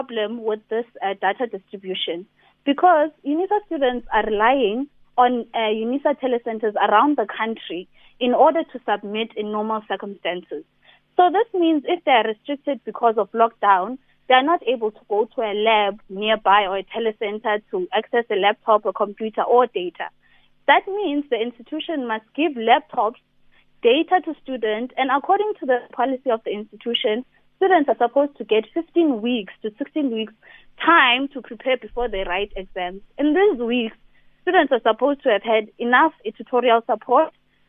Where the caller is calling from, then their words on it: Sterkspruit, Eastern Cape, South Africa; I'm calling from Sterkspruit, which is near the border of Lesotho.